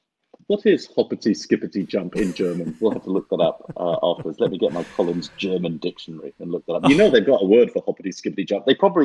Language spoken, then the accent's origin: English; London, United Kingdom; I'm from South London where Palace play.